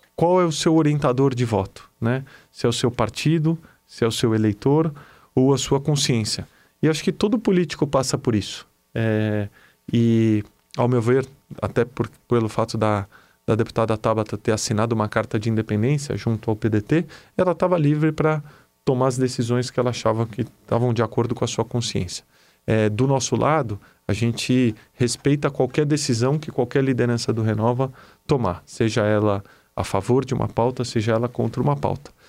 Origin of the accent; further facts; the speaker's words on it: Brazil; como brasileiro